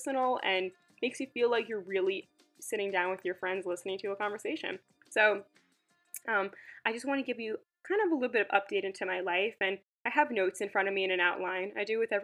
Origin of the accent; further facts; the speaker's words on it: Long Island, New York, United States; I grew up in Long Island, and I was living in the city for the past 5 years